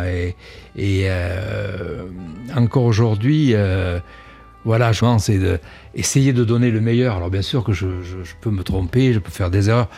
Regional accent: Cannes, Provence-Alpes-Côte d'Azur, France; moved away as an adult; also born or lived in Paris; now in Nice, France; je suis né à Cannes, euh, mais j'ai vécu 20 ans euh, dans la région. Et je suis monté à Paris à partir des années 70

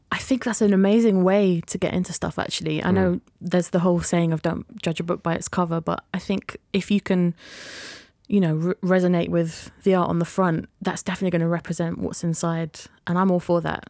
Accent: Yorkshire and the Humber, United Kingdom; growing up in Yorkshire, there was lots of brass bands

